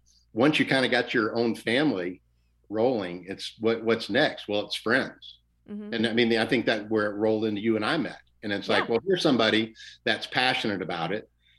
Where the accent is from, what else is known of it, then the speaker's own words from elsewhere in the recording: West Central Florida, United States; I grew up in West Central Florida